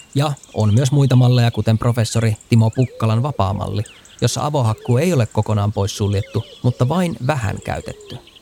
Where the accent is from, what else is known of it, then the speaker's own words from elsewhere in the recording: Kemi, Lapland, Finland; Mä olen kotoisin paperipaikkakunnalta Kemistä.